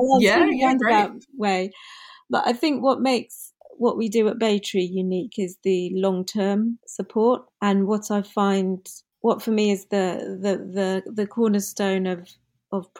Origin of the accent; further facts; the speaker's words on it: United Kingdom; first language English; I'm born and bred here. English is my first language